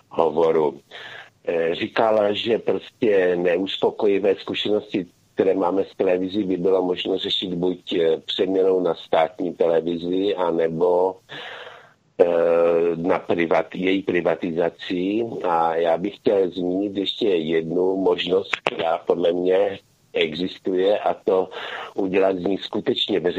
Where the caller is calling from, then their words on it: Ostrava, Moravian-Silesian Region, Czechia; z Ostravy